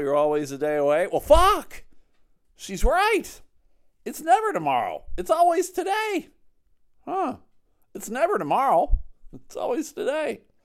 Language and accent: English; Buffalo, New York, United States; now in Grand Rapids, United States; I'm from Buffalo originally.